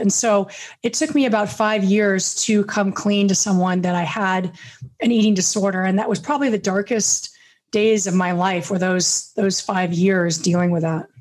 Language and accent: English; Beverly Hills, California, United States; I grew up in Beverly Hills